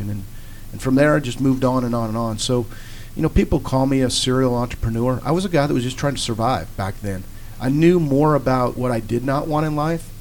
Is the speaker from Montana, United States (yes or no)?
yes; Montana, United States; moved away as an adult; now in Georgia, United States; She married a man that was from Montana, who's my stepdad. And we wound up in Montana. So I was raised in Montana on a farm, about 40 miles out in the country.